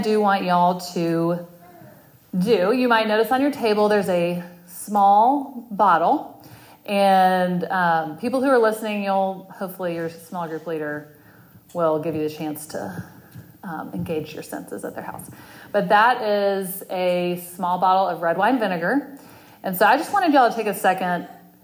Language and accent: English; Texas, United States; moved away as an adult; also born or lived in Winston-Salem, North Carolina / Colorado / Washington, D.C. / Dallas, Texas; now in Charlotte, United States; I was born and raised in Texas